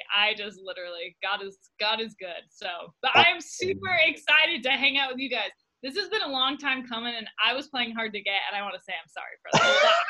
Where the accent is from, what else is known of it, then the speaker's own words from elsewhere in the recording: Arvada, Colorado, United States; moved away as an adult; now in Utah, United States; I grew up in Arvada.